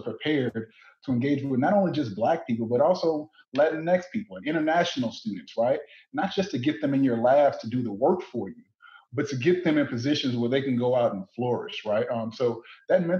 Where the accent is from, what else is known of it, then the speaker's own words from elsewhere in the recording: Southern Louisiana, United States; moved away as an adult; also born or lived in Ames, Iowa; I'm from Southern Louisiana